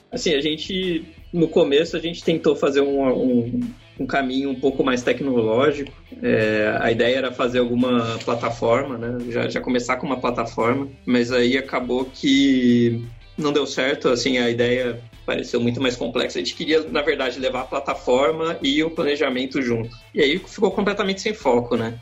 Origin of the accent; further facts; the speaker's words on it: Brazil; de onde você veio, você fala assim, Brasil